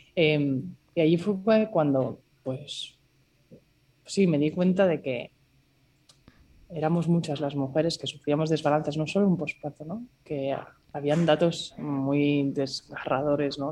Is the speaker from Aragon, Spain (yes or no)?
no; Barcelona, Catalonia, Spain; moved away as an adult; also born or lived in Singapore; soy de Barcelona